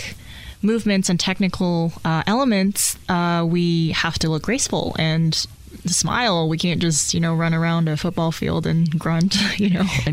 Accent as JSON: {"language": "English", "region": "Hawaii", "country": "United States", "tie": "born or raised there", "also_born_or_lived": "Tokyo, Japan", "moved": "yes", "lives_now": "Indianapolis, United States", "said": "I grew up in Tokyo, but I moved to Hawaii when I was 6"}